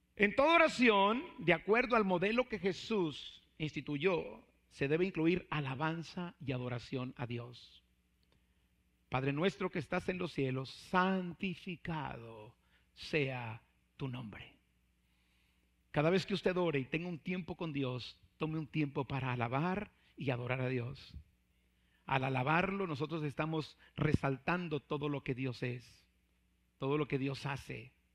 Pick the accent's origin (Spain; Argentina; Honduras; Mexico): Mexico; siendo mexicanos